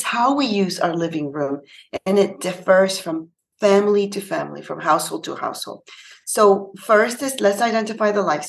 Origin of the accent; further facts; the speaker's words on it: Panama; now in Canada; I'm actually from Panama. It's a little country in Central America, and I'm based in Canada